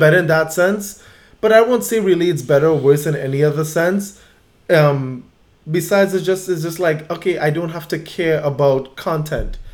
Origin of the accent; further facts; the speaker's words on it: Trinidad & Tobago; also born or lived in Baltimore; now in San Diego, United States; growing up in my neighborhood in Trinidad, I spent an enormous amount of time on the basketball court